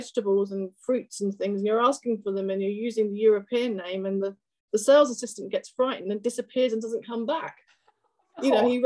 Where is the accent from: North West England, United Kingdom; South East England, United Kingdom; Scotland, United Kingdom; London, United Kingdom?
London, United Kingdom; moved away as an adult; now in Maple Grove, United States; I was born in London on a foggy day many moons ago in London, the UK.